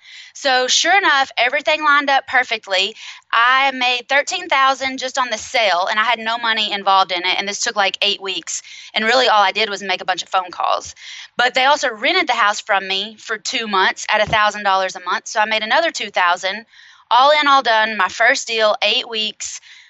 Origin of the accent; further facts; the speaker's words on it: Knoxville, Tennessee, United States; I am in Knoxville, Tennessee. I was born and raised here.